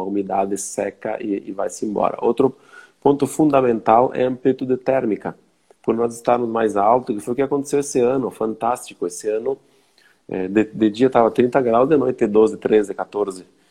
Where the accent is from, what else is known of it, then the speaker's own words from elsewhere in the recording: Flores da Cunha, Rio Grande do Sul, Brazil; Sou natural de Flores da Cunha, daqui onde estou falando agora